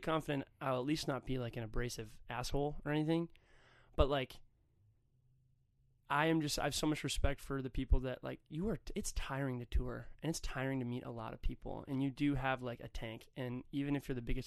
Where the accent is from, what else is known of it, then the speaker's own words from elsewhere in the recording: Hudson, Wisconsin, United States; also born or lived in Stillwater, Minnesota / Minneapolis, Minnesota; my hometown, Hudson, Wisconsin, Stillwater, Minnesota